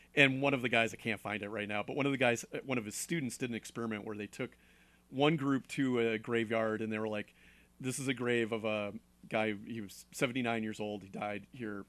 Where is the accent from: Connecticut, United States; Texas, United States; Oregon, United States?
Connecticut, United States; moved away; I'm from Connecticut, and there's a lot of old places